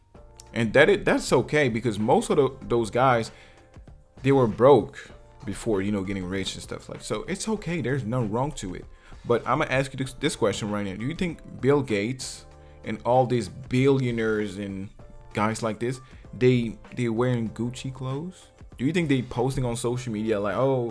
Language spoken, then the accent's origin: English; Martinique; I'm from Martinique